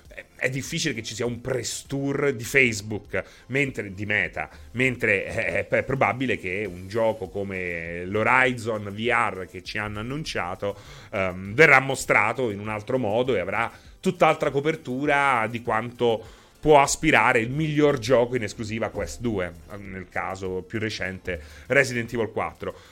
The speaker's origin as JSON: {"language": "Italian", "town": "Rome", "region": "Lazio", "country": "Italy", "said": "parlo da romano"}